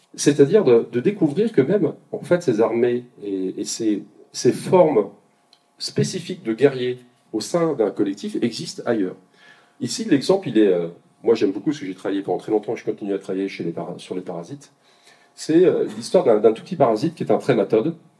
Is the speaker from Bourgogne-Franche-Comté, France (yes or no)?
yes; Côte-d'Or, Bourgogne-Franche-Comté, France; je suis de Côte d'Or un petit peu